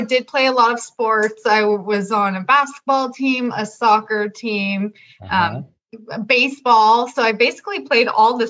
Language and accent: English; Ventura, California, United States; moved away as an adult; now in San Diego, United States; I'm from Ventura, California, so just a few hours south of Flo.